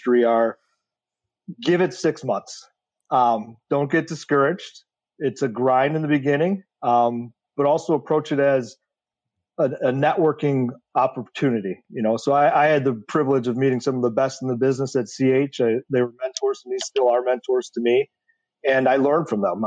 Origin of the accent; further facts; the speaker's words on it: Detroit, Michigan, United States; I grew up in Metro Detroit.